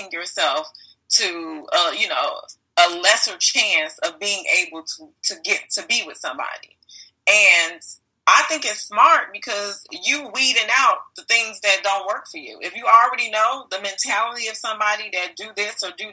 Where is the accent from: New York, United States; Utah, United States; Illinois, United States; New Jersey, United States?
Illinois, United States; Chicago; I'm from Chicago